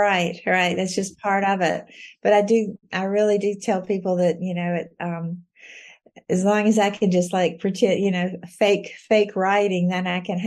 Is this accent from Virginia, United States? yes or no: yes; Galax, Virginia, United States; also born or lived in North Carolina; he took a job in Galax, 7 miles over the North Carolina line, the year I was born. So I grew up in Galax, Virginia.